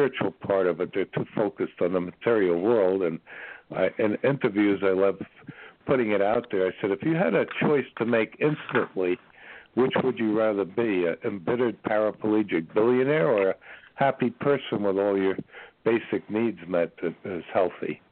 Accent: New York, United States; I'm from New York

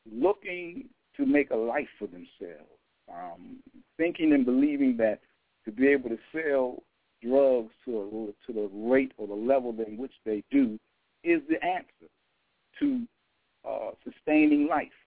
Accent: Washington, District of Columbia, United States; born and raised in Washington, D.C. Uh, grew up in the community

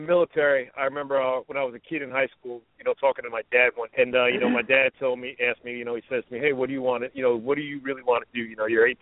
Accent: New Jersey, United States; moved away as an adult; also born or lived in Baltimore; I'm from New Jersey originally

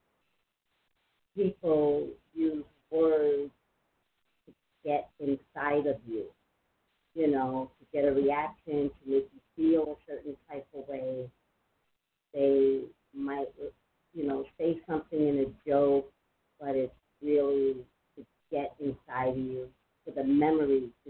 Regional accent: New York City, New York, United States; I'm from Staten Island.

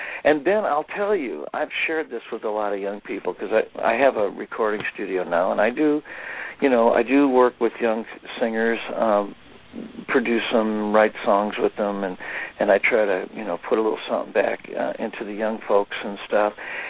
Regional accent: Streator, Illinois, United States; My hometown, Streeter, Illinois, was like the glass container capital of the world. So we had two huge glass producing factories that made bottles and jars and stuff like that.

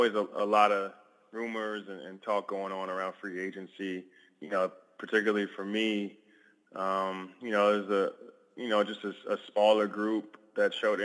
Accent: Philadelphia, Pennsylvania, United States; moved away; going back to my hometown

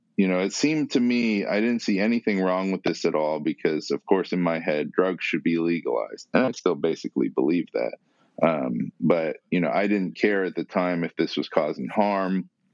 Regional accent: San Diego, California, United States; born there; I was born in San Diego, mostly a normal life. And, you know, we moved around a lot.

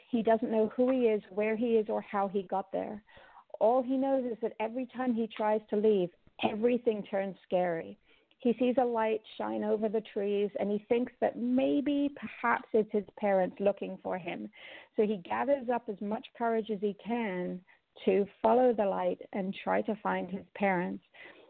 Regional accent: Jamaica; also born or lived in Cayman Islands; But growing up in the Caribbean, both in Jamaica and in Cayman, I've always loved the ocean.

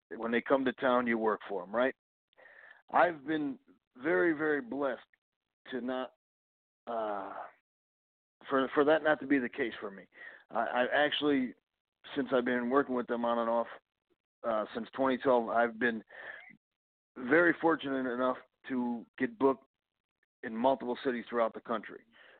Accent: Chicago, Illinois, United States; now in Houston, United States; I am originally from Chicago, Illinois. I'm currently out in Houston, Texas, training and performing.

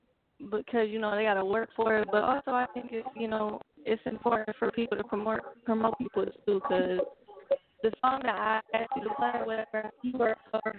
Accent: Ohio, United States; I'm from Ohio.

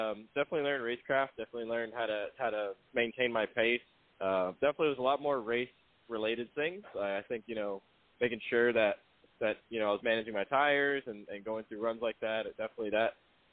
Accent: Florida, United States; as a kid growing up in Florida

